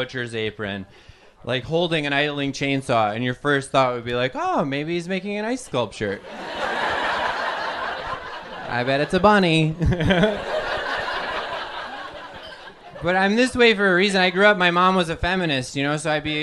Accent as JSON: {"language": "English", "region": "Wisconsin", "country": "United States", "moved": "yes", "lives_now": "New York City, United States", "said": "I'm from Wisconsin."}